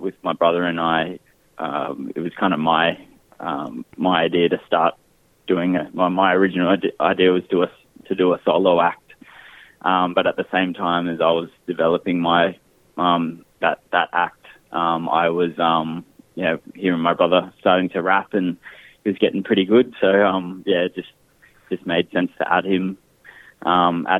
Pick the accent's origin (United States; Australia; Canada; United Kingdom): Australia; Brisbane, Queensland; We've born and bred in Brisbane, Mianjin, but we found our lines go back to just north of Broome.